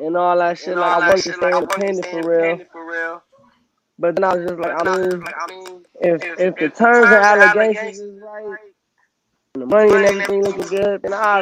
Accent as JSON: {"language": "English", "town": "Gardena", "region": "California", "country": "United States", "tie": "born or raised there", "also_born_or_lived": "Compton / LA County", "said": "I was born in Gardena"}